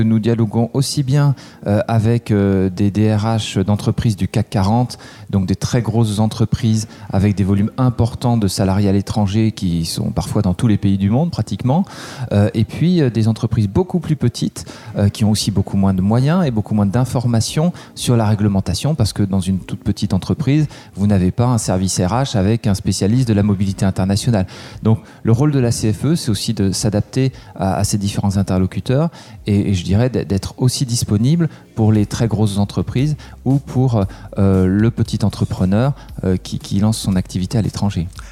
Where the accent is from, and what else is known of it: Aix-en-Provence, Provence-Alpes-Côte d'Azur, France; born or raised there; moved away as an adult; also born or lived in Bath; now in Paris, France